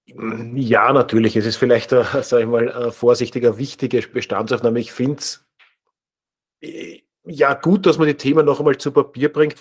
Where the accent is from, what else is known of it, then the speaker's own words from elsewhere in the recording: Austria; wir sind als Österreicher